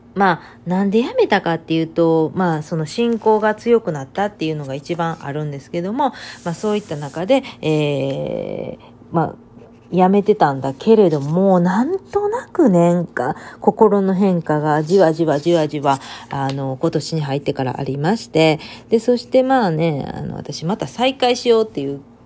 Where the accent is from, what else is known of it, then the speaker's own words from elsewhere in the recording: Japan; first language Japanese; now in United States; 自分の母国語の日本語